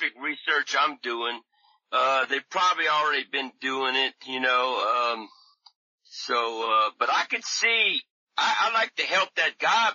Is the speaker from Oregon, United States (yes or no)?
no; Louisiana, United States; now in California, United States; I'm from Louisiana, but I moved to California to do research